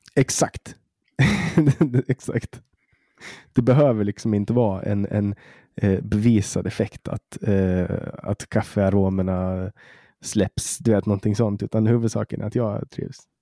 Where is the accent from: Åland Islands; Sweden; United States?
Åland Islands; Åland; här på Åland där jag växte upp